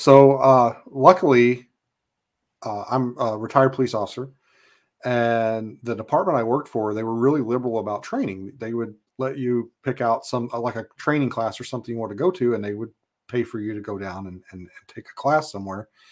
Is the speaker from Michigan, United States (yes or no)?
no; Kentucky, United States; moved away as an adult; now in Alaska, United States; I was born in Kentucky, uh, grew up there.